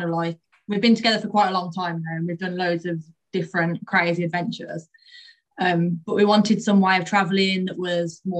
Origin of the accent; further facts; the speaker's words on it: Birmingham, West Midlands, United Kingdom; We're obviously both from Birmingham